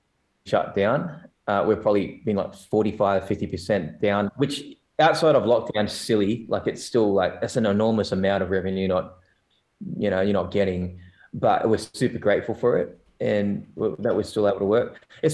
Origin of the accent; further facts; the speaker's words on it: South Korea; now in Australia; I have an Asian background, but I'm from South Korea, man. And that's my heritage, not North, because if I was North, I would be a damn good swimmer.